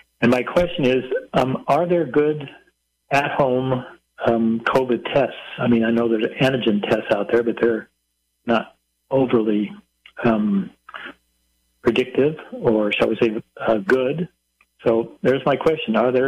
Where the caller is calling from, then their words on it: Idaho, United States; I'm calling from Idaho